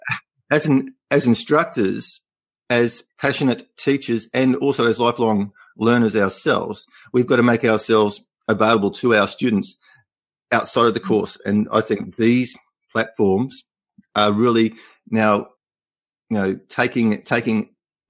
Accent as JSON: {"language": "English", "country": "Australia", "first_language": "English", "said": "I try not to use Australian slang"}